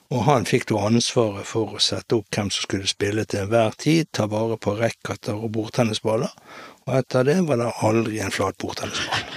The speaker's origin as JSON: {"language": "Norwegian", "town": "Bergen", "region": "Vestland", "country": "Norway", "tie": "born or raised there", "said": "Opprinnelig så er jeg født og oppvokst på Hop"}